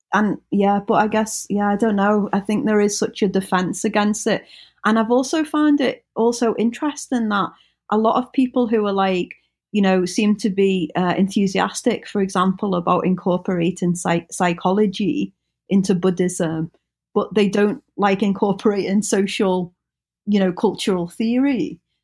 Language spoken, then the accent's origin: English; United Kingdom; we, we kind of have a bond of being British.